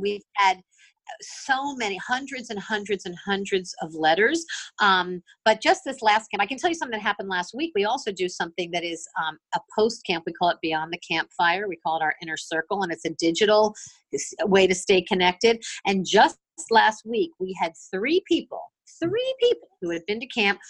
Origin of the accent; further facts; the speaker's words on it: Miami, Florida, United States; I'm from Miami. I grew up in Miami